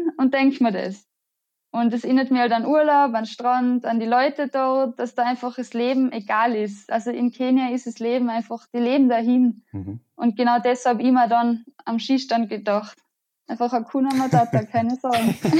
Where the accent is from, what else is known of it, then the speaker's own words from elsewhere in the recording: Innsbruck, Tyrol, Austria; ich komme aus Innsbruck. Das ist in Österreich.